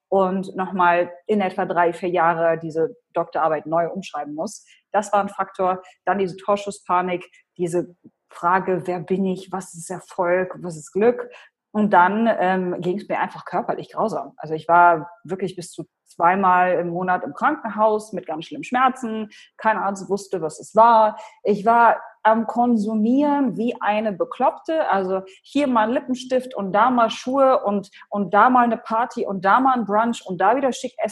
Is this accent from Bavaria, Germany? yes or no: no; Hannover, Lower Saxony, Germany; first language Polish; German is a second language; Ich komme ursprünglich aus Deutschland, aus Hannover. Meine Eltern äh, kommen aus Polen. Also ich bin wirklich als, als Kind aufgewachsen in so einem kulturellen Mischmasch. Also bis zum Kindergarten äh, habe ich nur Polnisch gesprochen